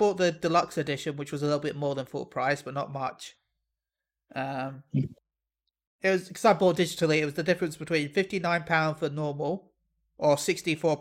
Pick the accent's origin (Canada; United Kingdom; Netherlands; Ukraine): United Kingdom; I'm British